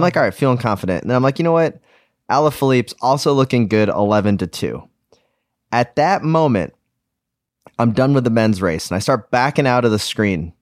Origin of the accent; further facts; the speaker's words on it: United States; I'm an American